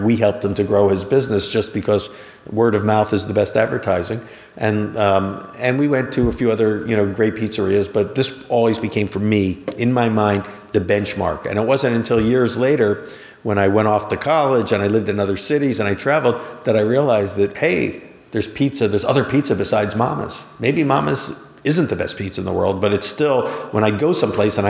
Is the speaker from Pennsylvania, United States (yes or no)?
yes; Philadelphia, Pennsylvania, United States; Growing up in Philadelphia, just outside the city limits